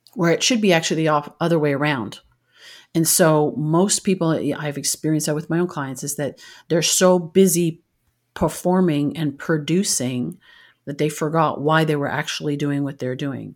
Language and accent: English; Canada; moved away; I'm originally from Canada